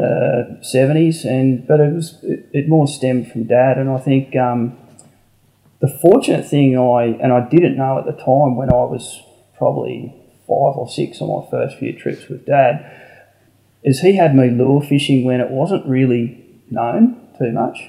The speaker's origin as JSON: {"language": "English", "town": "Canberra", "region": "Australian Capital Territory", "country": "Australia", "tie": "born or raised there", "said": "I was Canberra born and bred"}